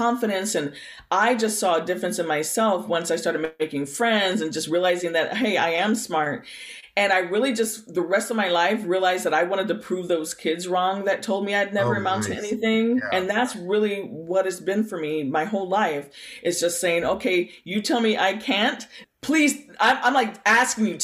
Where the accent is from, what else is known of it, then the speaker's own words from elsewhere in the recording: Bay Area, Lake County, California, United States; also born or lived in Berkeley, California; now in Santa Rosa, United States; when I was a kid, I grew up in the Bay Area. I actually was born down near Berkeley, California. Okay. And my parents moved me and my brother up to the country in Lake County